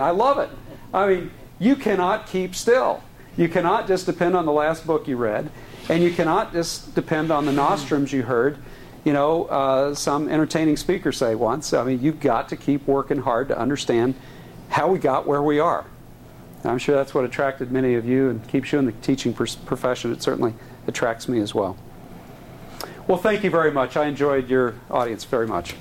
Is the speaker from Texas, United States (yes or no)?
yes; Texas, United States; I am a Texan and a Southerner in sensibilities, I was raised with a, a lot of um, anti Lincoln rhetoric growing up